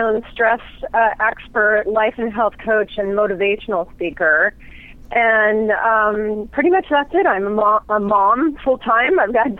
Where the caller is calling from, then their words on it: Seattle, Washington, United States; Seattle, Washington.